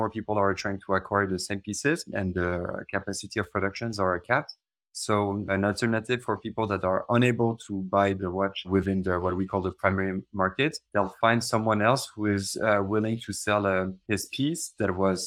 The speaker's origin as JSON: {"language": "English", "town": "Paris", "region": "Île-de-France", "country": "France", "tie": "born or raised there", "moved": "as an adult", "lives_now": "Switzerland", "said": "I've been born and raised in Paris. And 10 years ago, I moved to Switzerland"}